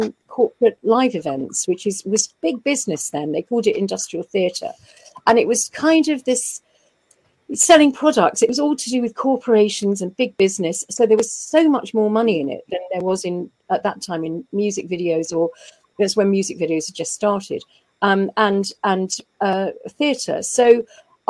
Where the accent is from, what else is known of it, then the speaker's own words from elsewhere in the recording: Folkestone, South East England, United Kingdom; also born or lived in Dover; I was born in Dover in Kent, and I went to school in Folkestone